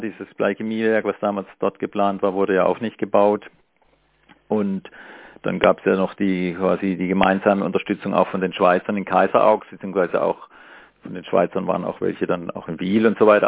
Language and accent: German; Markgräflerland, Baden-Württemberg, Germany; now in Freiburg, Germany; ich komme ja aus Markgräfenland